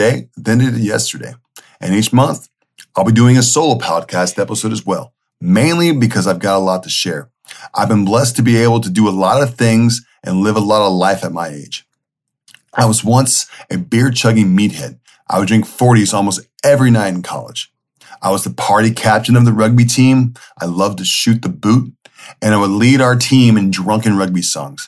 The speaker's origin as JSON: {"language": "English", "town": "Redding", "region": "California", "country": "United States", "tie": "born or raised there", "also_born_or_lived": "San Francisco, California / Chico, California / Spain", "said": "I was born in San Francisco, but I grew up in Redding, California"}